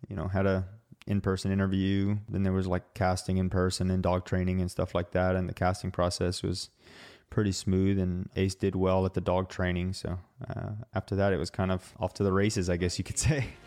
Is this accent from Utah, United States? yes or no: yes; Utah, United States; I'm from Utah and I like the snow